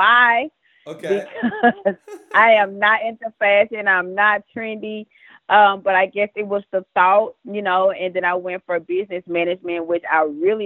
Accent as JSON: {"language": "English", "town": "Dallas", "region": "Texas", "country": "United States", "tie": "born or raised there", "said": "I grew up in Dallas, Texas, born and raised all of my life"}